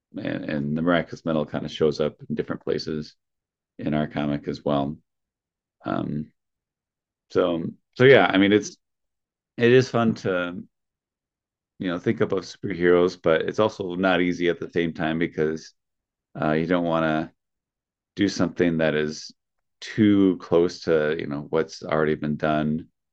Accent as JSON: {"language": "English", "region": "Wisconsin", "country": "United States", "said": "I'm from Wisconsin"}